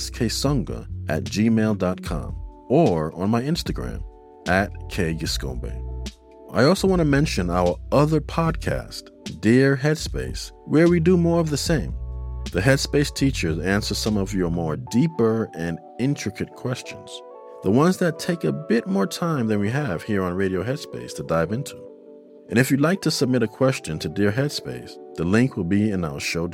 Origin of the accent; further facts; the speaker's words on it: New York City, New York, United States; my fellow New Yorker